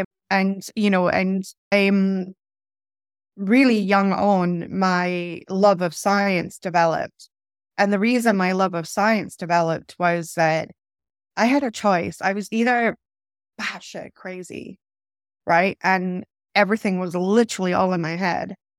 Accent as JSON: {"language": "English", "town": "Inverness", "region": "Scotland", "country": "United Kingdom", "tie": "born or raised there", "also_born_or_lived": "Stockholm, Sweden", "said": "I moved from Stockholm when I was about ten years of age to Scotland. I moved from a large capital city, Stockholm, that's very vibrant, very multicultural, eh, to Little Inverness"}